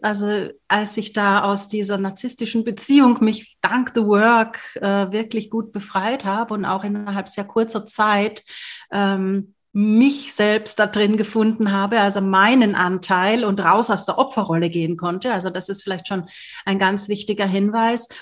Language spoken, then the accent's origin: German; Austria; moved away; Ich komme aus Österreich ursprünglich